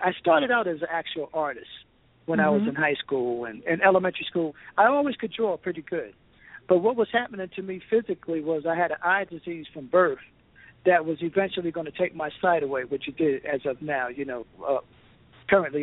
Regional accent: East Orange, New Jersey, United States; moved away as an adult; also born or lived in Los Angeles; growing up in East Orange

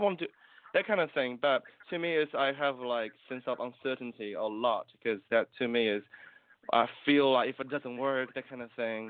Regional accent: New Zealand; I'm from New Zealand, and um, myself is Chinese

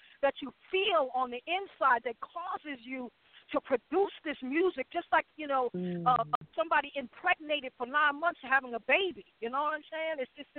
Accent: New York, United States; also born or lived in South Carolina; And I'm from New York, but my family moved to South Carolina, and I was blessed to be able to experience the culture there and the music.

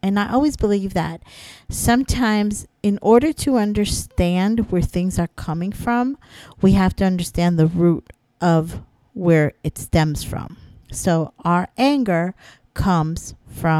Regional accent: Florida, United States; moved away as an adult; now in New York, United States; I'm from Florida

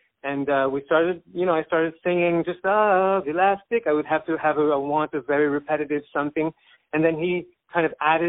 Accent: Montreal, Quebec, Canada; I'm French-Georgian originally, but I've been a Montrealer for most of my life, and I don't know that I feel so European anymore.

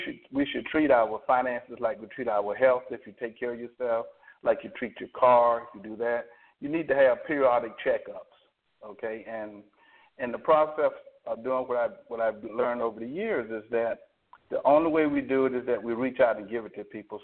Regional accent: Alabama, United States; I'm from Alabama. You can probably pick up my accent

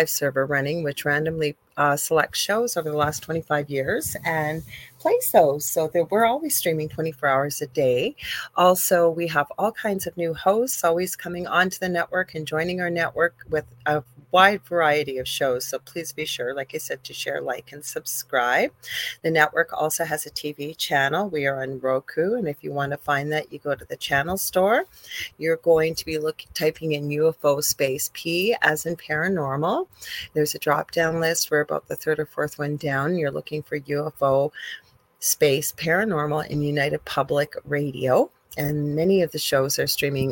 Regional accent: Canada; I'm a Canadian spiritual medium

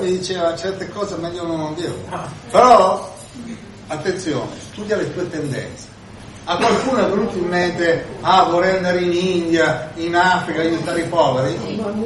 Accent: Milan, Lombardy, Italy; io vengo da Milano

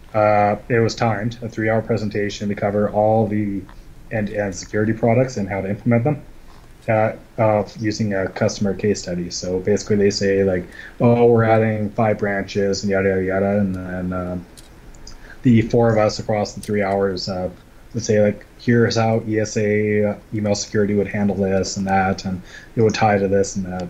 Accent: Scotland, United Kingdom; also born or lived in Vancouver / Calgary; now in Canada; I am Scottish

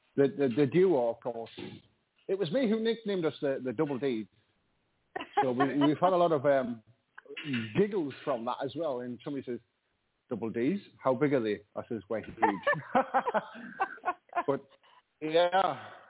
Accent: North East England, United Kingdom; accent: Geordie; now in Mexico; I'm actually from North England. I'm what you call a Geordie. I'm from the northeast of UK.

